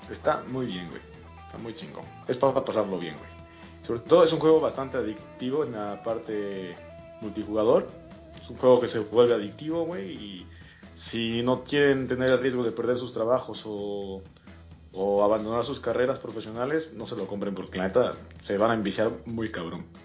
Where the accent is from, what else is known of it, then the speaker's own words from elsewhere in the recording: Mexico; moved away as an adult; now in Spain; como los mexicanos que tenemos aquí, te lo digo porque en el despacho trabajo con otros tres mexicanos